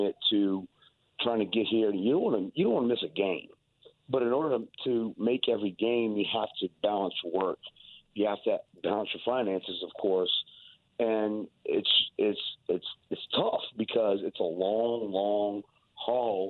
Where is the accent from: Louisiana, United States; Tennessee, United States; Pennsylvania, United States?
Louisiana, United States; South; We're from South Louisiana